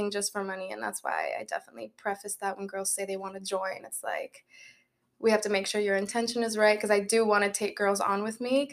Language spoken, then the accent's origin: English; Florida, United States; I was born here in Florida.